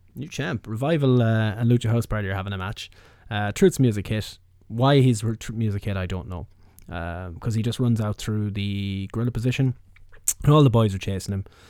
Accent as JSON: {"language": "English", "country": "Ireland"}